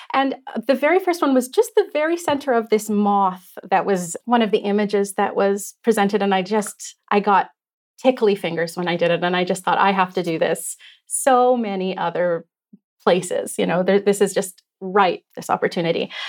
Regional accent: Canada; moved away as an adult; now in Victoria, Canada; My family is originally from, uh, Treaty Six territory, so we grew up in the Shiny Bank region

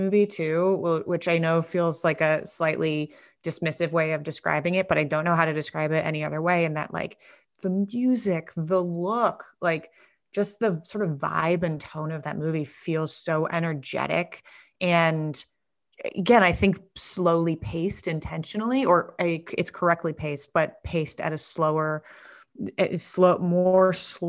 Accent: New York, United States; also born or lived in Connecticut; I grew up in New York and Connecticut, and I lived in Bed-Stuy for 6 years

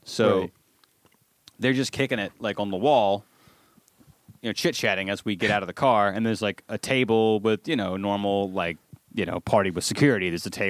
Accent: Alabama, United States; you can tell I'm from Alabama, because I can know all the.

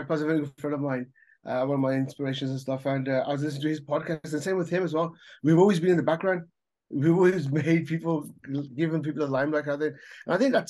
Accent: Birmingham, West Midlands, United Kingdom; now in Canada; I was born in Hansworth, right? One of my first things was that in school, there's a school called Welford School, Welford Primary School behind Soho or Godwood, kind of thing. So I grew up going there.

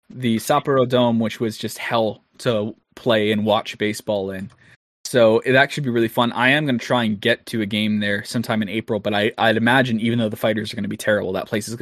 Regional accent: Canada; I'm Canadian

